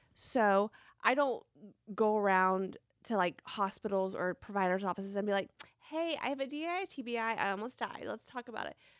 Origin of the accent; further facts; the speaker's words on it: Franklin, Tennessee, United States; I was born and raised in Franklin, Tennessee